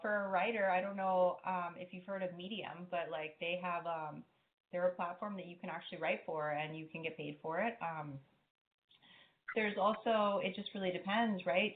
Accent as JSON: {"language": "English", "region": "Hawaii", "country": "United States", "tie": "born or raised there", "said": "growing up in Hawaii"}